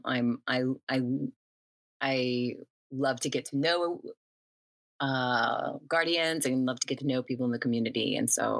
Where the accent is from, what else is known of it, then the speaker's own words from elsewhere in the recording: New Orleans, Louisiana, United States; now in Los Angeles, United States; I'm in Los Angeles. Yeah, I've been here for a little while now, but you know, I'm originally from New Orleans